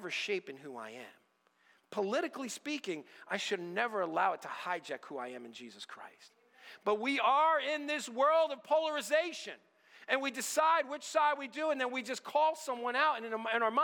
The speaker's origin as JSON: {"language": "English", "country": "United States", "tie": "born or raised there", "said": "I'm an American, born American, true blue, red, white, and blue"}